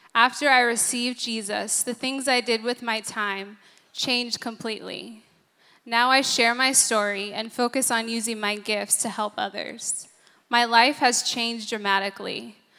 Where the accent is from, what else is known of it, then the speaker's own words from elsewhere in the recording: San Diego, California, United States; I grew up in San Diego